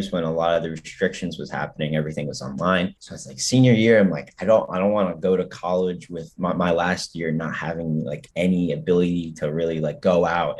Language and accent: English; Piscataway, New Jersey, United States; I'm from New Jersey, but I'm from like town of Piscataway, which is right near Rutgers